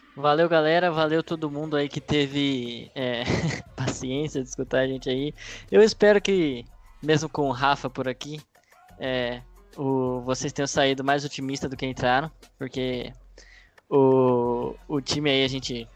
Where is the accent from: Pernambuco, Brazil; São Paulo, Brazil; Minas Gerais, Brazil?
São Paulo, Brazil; interior of; accent: caipira; eu sou caipira aqui, interior de São Paulo